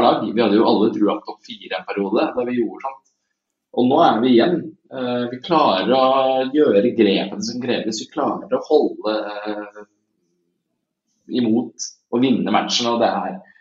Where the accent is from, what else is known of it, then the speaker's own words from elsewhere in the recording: Tjøme, Vestfold, Norway; der jeg kommer fra på Tjøme